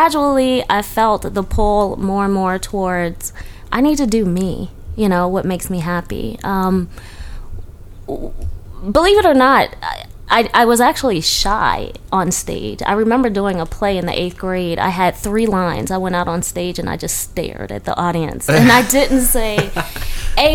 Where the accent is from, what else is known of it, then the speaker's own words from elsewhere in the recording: Baltimore, Maryland, United States; moved away as an adult; also born or lived in Atlanta; growing up in Baltimore.